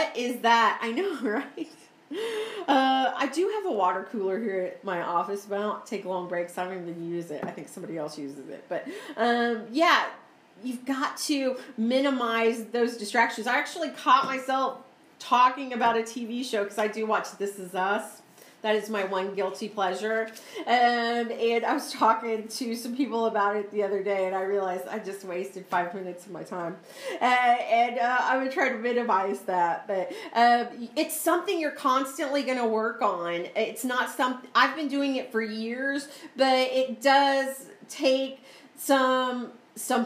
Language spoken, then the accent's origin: English; Missouri, United States; moved away; I'm from Missouri